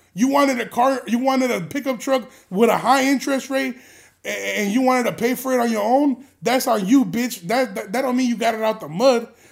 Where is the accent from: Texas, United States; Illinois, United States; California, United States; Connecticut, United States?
Illinois, United States; Chicago; I grew up on Kimball, like, maybe a f, on Kimball and, like, Armitage